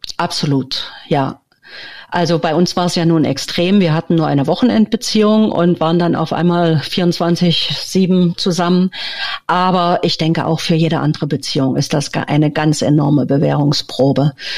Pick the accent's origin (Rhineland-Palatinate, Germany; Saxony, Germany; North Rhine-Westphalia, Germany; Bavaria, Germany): Saxony, Germany; Leipzig; moved away as an adult; also born or lived in Berlin; now in Villarrica, Paraguay; Ich bin in der DDR geboren und aufgewachsen, bin in Berlin geboren, habe äh, die meiste Zeit meines Lebens in Leipzig verbracht